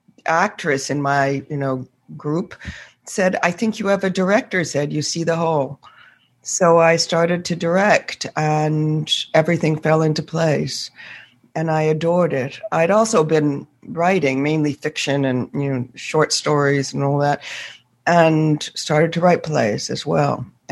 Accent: Northampton, Massachusetts, United States; I was born in Massachusetts, and my father was an American historian, professor, and my mother a teacher of reading. I started out as a little girl in Northampton, Massachusetts

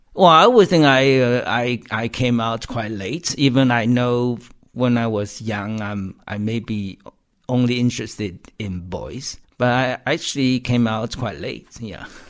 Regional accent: Taiwan; moved away as an adult; now in United Kingdom; I can go back to visit Taiwan anytime I want. And uh, and Taiwan seemed to be a more open society than what I know or grew up with.

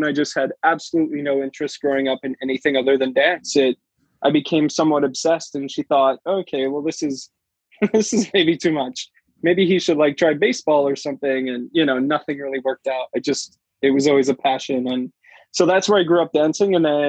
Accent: Kindersley, Saskatchewan, Canada; moved away; also born or lived in Vancouver; I'm actually originally from a small little town. I'm a Canadian dancer. So I grew up in a small little farm town called Kindersley, Saskatchewan, which has a population of about 5,000 people.

